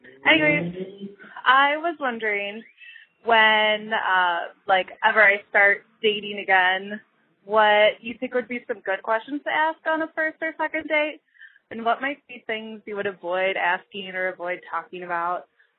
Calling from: Chicago, Illinois, United States; I'm calling from Chicago.

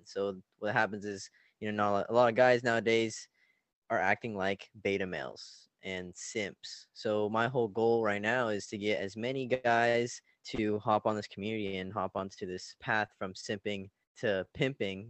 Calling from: Orange County, California, United States; I'm calling from Orange County, California.

